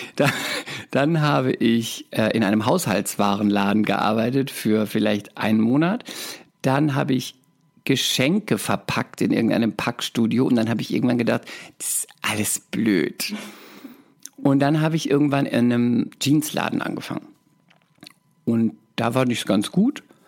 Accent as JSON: {"language": "German", "town": "Speyer", "region": "Rhineland-Palatinate", "country": "Germany", "also_born_or_lived": "Cologne", "moved": "as an adult", "said": "Ich komme aus der Pfalz, aus Speyer"}